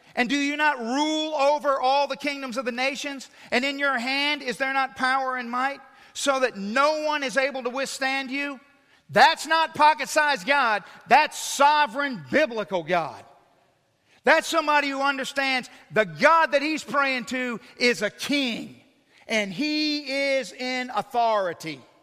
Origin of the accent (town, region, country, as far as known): United States